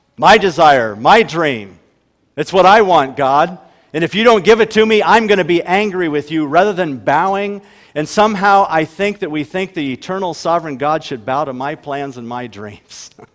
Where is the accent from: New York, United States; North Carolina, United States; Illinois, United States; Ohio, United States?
Ohio, United States; now in Huron, United States; we grew up in Ohio